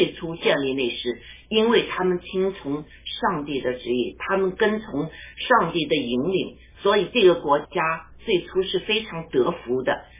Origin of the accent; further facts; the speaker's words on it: China; 我们中国人确实经历了很多苦难